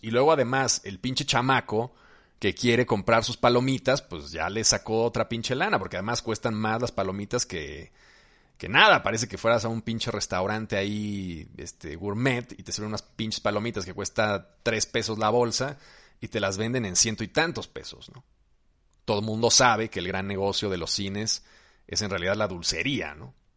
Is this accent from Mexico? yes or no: yes; Mexico